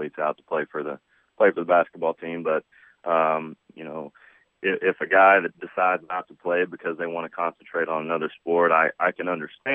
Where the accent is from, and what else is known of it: Jeffersonville, Indiana, United States; born or raised there